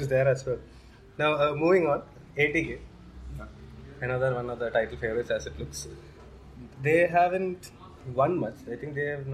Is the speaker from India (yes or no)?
yes; India; as an Indian